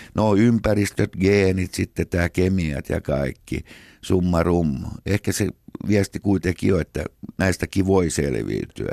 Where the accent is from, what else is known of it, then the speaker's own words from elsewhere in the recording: Helsinki, Uusimaa, Finland; Sitten he muuttivat äidin kanssa totani, niin Helsinkiin ja siellä me synnyttiin Munkkiniemessä 57